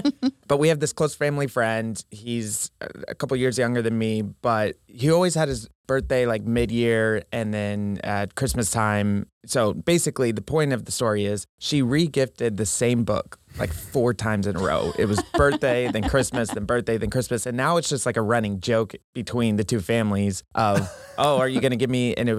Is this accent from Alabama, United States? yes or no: no; New Mexico, United States; I grew up in New Mexico